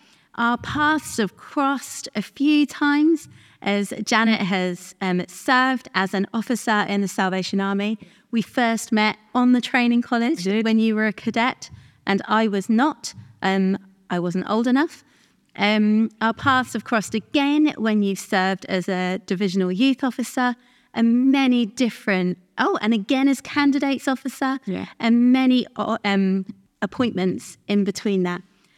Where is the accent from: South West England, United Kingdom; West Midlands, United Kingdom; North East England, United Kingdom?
North East England, United Kingdom; accent: Geordie; I'm also from the northeast, though it's not as easy to tell from my accent.